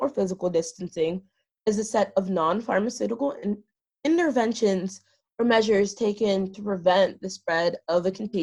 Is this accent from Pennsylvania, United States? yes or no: yes; Pittsburgh, Pennsylvania, United States; I was born and raised 30 minutes outside of Pittsburgh